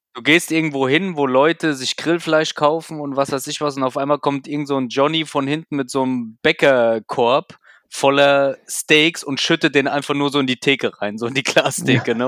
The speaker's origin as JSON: {"language": "German", "region": "Hesse", "country": "Germany", "said": "bei uns in Hessen"}